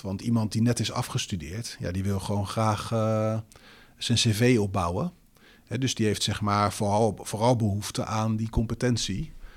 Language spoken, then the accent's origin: Dutch; Netherlands; wij als Nederlanders